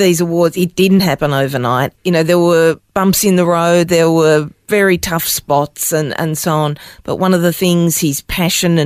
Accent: Melbourne, Victoria, Australia; also born or lived in Norway; I grew up in Melbourne.

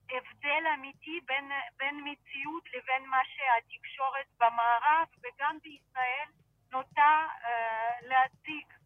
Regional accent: Sevastopol, Crimea, Ukraine; now in Israel; גדלנו ביחד בסבסטופול.

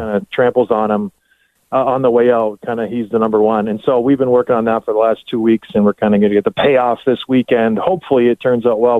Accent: Canada; Us being Canadian

